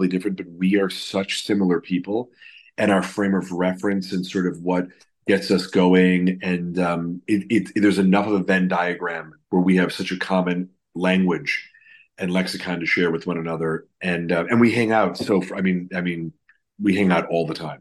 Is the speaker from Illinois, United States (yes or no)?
yes; Chicago, Illinois, United States; now in Los Angeles, United States; growing up in Chicago and then living out